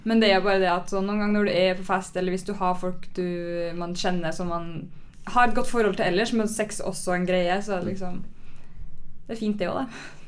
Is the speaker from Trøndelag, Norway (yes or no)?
yes; Trondheim, Trøndelag, Norway; now in Oslo, Norway; jeg kommer fra Trondheim